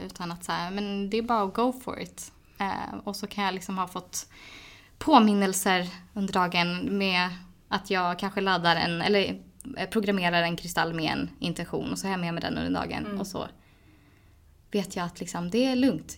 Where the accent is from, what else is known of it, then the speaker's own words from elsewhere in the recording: Edsbyn, Gävleborg County, Sweden; moved away; hem till, till lilla Edsbyn